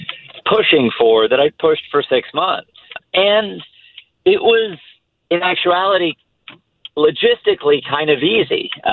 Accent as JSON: {"language": "English", "region": "England", "country": "United Kingdom", "tie": "born there", "also_born_or_lived": "Italy", "said": "I was born in England because he was working in Formula One at the time in the design office, the engineering office at McLaren Formula One. I lived in Italy for a year and a half when he was at Ferrari as well."}